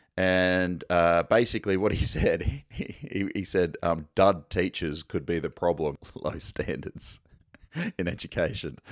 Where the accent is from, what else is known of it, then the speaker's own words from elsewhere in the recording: Sunshine Coast, Queensland, Australia; I'm from the Sunshine Coast